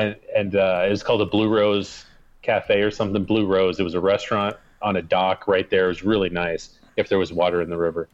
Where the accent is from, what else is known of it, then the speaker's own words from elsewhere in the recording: United States; moved away; also born or lived in Arizona; Harris Pizza in my hometown